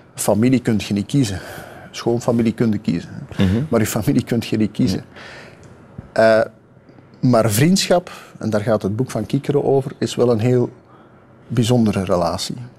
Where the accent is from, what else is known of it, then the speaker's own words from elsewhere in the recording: Kempen, Limburg, Flanders, Belgium; ik ben een kampenaar, eh, ik ben ook nog een Limburg, ik ben een Vlaming, ik ben een Belg